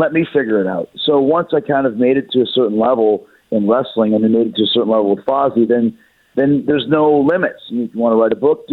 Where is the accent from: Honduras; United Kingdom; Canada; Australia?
Canada; Winnipeg, Manitoba; I grew up in Winnipeg, Canada